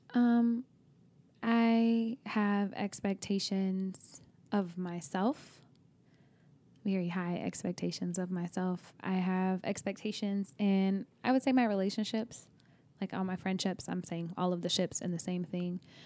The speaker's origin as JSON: {"language": "English", "region": "Oklahoma", "country": "United States", "also_born_or_lived": "Texas", "moved": "yes", "lives_now": "California, United States", "said": "I am from Oklahoma, but I also lived in Texas."}